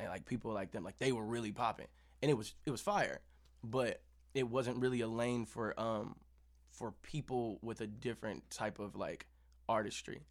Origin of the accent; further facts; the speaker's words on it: Kansas City, United States; we're both from Kansas City.